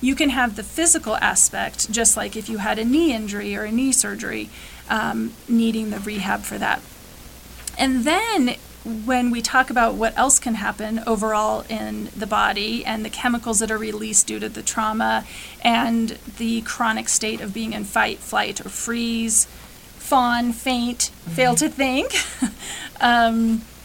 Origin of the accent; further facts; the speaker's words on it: Western Colorado, United States; definitely in Western Colorado, which this is actually my hometown. I'm from this area, so I get to serve my community